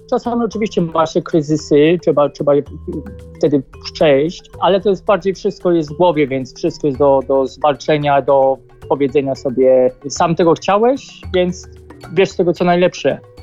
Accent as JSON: {"language": "Polish", "country": "Poland", "also_born_or_lived": "Australia", "accent": "heavy Polish accent in English", "moved": "yes", "said": "Mam ciężki jednak angielski akcent, znaczy angielski, polski akcent"}